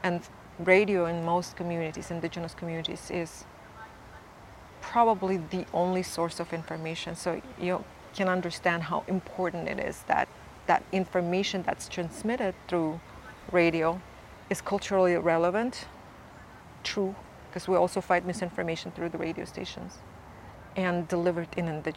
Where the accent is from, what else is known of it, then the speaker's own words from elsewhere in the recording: Buryat, Siberia, Russia; I come from the Abzai clan of the Ihirit Nation of Buryat peoples. We're peoples in Siberia on both sides of Lake Baikal.